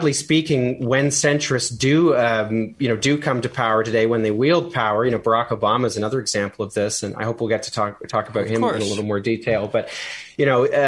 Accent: Canada; as a Canadian

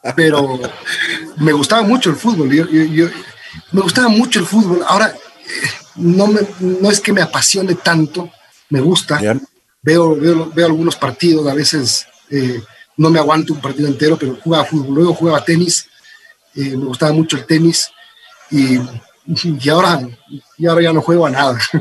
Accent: Ecuador; also born or lived in Los Angeles, United States; luego vine a vivir en el Ecuador muy chiquito, mis padres se separaron y entonces eh, vine para acá. y viví eh, toda mi infancia, toda mi juventud con mis tíos

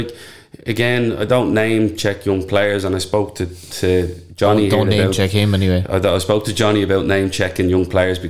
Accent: Dublin, Leinster, Ireland; I grew up in Talla, I was born in 83. There was nothing in Talla.

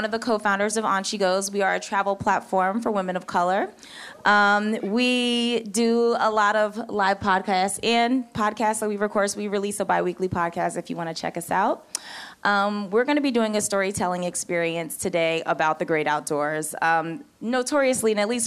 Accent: Philadelphia, Pennsylvania, United States; moved away as an adult; also born or lived in New York City; now in Oregon, United States; I'm from Philadelphia

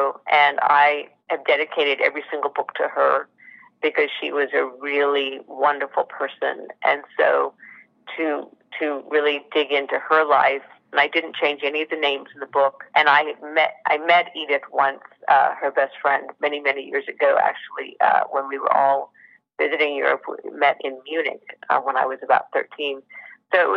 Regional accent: Sydney, New South Wales, Australia; I was born and raised in Sydney

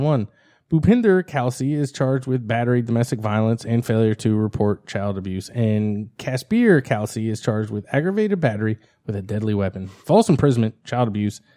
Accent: New Jersey, United States; we're all from New Jersey

